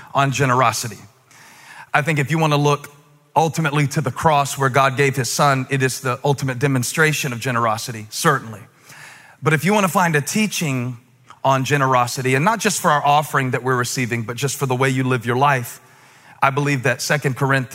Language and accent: English; the South, Southern United States, United States; accent: southern; my southern accent was so deep that I think people outside of like four states had to have a translator